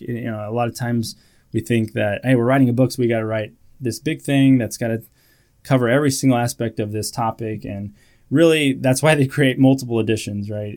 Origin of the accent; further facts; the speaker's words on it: California, United States; moved away as an adult; also born or lived in Iowa; I grew up in California